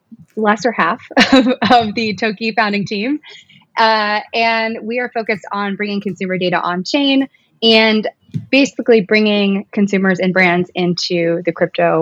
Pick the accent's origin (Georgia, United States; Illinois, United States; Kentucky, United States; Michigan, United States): Kentucky, United States; moved away as an adult; also born or lived in New York City; I went from building websites in college to moving to New York City. I was from Kentucky